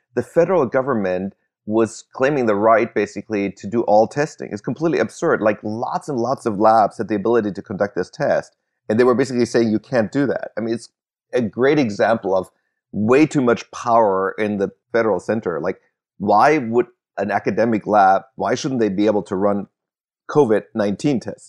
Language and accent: English; Germany; moved away; I grew up in Germany